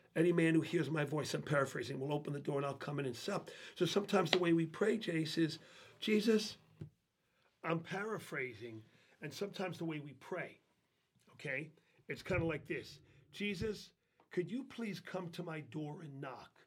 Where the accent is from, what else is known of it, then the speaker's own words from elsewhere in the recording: New York City, New York, United States; moved away as an adult; I grew up in New York City